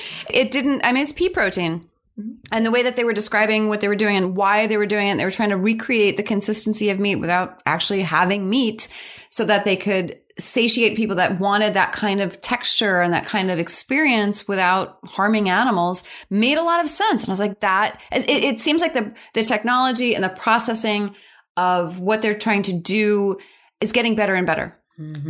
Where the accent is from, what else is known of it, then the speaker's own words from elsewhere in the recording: New York, United States; also born or lived in Pennsylvania; I'm a New Yorker